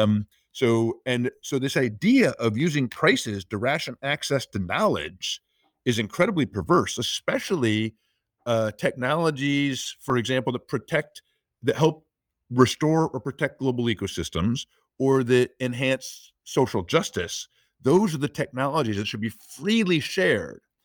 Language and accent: English; United States; I'm an American